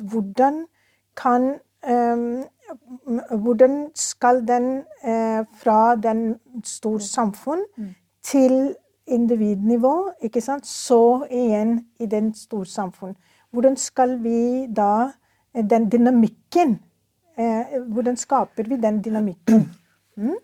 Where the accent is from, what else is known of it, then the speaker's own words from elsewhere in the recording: Pakistan; Norwegian is a second language; now in Norway; jeg er født og oppvokst i Pakistan.